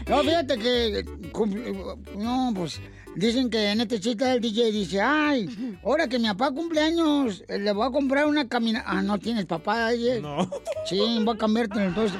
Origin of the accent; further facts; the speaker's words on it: Ocotlán, Jalisco, Mexico; moved away; Yo soy de Ocotlán, a un ladito